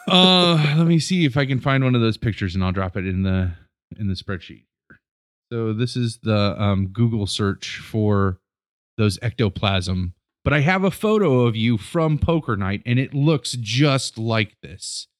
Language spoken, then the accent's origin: English; Rittman, Ohio, United States; moved away as an adult; we grew up in Northeast Ohio and Rittman